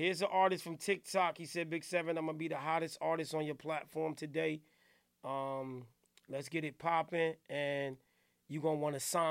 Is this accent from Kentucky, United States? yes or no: no; New Jersey, United States; I'm from New Jersey area.